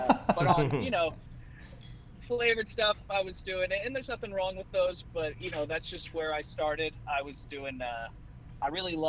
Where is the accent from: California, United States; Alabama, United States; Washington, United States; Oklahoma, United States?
Oklahoma, United States; moved away as an adult; my hometown of Jinx.